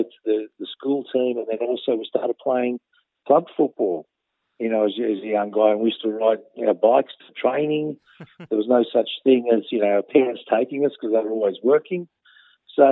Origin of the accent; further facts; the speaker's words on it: Melbourne, Victoria, Australia; I was born in Melbourne. I was around the Newport, Altona area